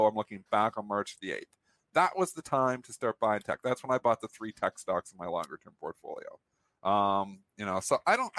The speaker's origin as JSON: {"language": "English", "country": "Canada", "said": "I'm Canadian"}